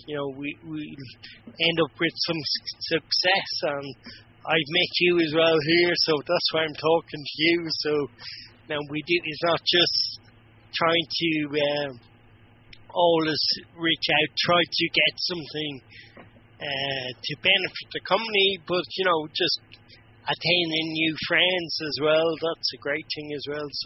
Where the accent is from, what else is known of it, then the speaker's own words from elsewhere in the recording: Ireland; being Irish